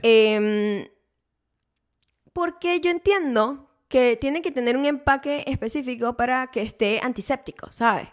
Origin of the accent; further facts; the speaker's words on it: Venezuela; now in United States; yo crecí en Venezuela